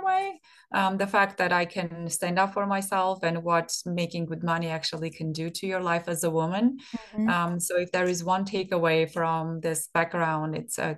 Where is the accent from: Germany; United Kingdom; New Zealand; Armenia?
Armenia; moved away as an adult; I grew up in I was born in Soviet Armenia. And by the time I graduated from high school, Soviet Union didn't exist